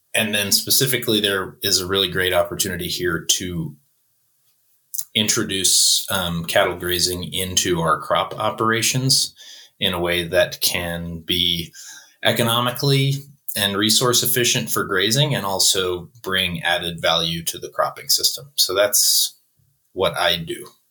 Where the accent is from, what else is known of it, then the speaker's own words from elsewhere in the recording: Buffalo, New York, United States; moved away as an adult; also born or lived in Swannanoa, North Carolina; I uh, was born and raised in Buffalo, New York